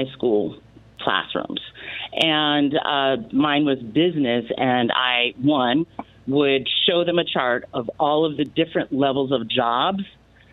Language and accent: English; Bloomfield, Connecticut, United States; now in Oakland, United States; I grew up in Bloomfield, Connecticut